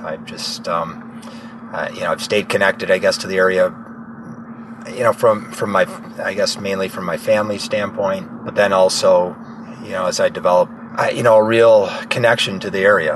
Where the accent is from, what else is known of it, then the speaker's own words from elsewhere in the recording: Grand Island, New York, United States; I was born and raised in Grand Island, New York, which is actually an island in the upper Niagara River